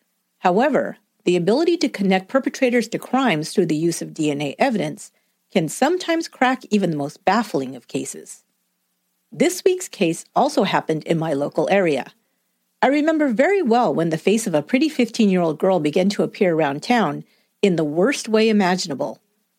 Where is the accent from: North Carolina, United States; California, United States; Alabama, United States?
California, United States; San Jose; my hometown of San Jose, California.